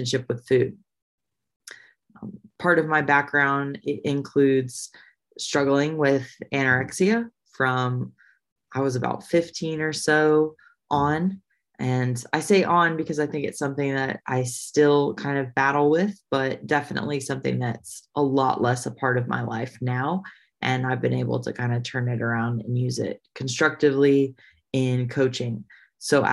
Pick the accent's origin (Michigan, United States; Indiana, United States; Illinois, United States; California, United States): Indiana, United States; moved away as an adult; also born or lived in Nashville; I grew up in Indiana